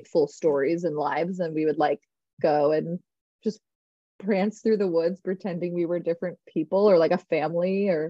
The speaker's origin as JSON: {"language": "English", "region": "Northern Virginia", "country": "United States", "tie": "born or raised there", "also_born_or_lived": "La Plata, Maryland", "moved": "as an adult", "lives_now": "Los Angeles, United States", "said": "we then moved to Northern Virginia, which is my hometown"}